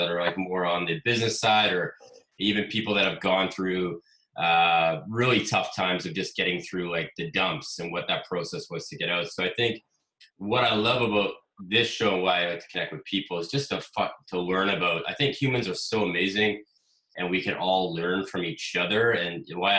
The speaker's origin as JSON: {"language": "English", "country": "Canada", "said": "I'm a Canadian, so I'm up here in Canada"}